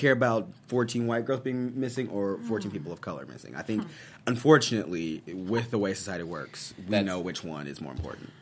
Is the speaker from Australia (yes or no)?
no; Missouri, United States; I'm I'm from Missouri, which isn't the South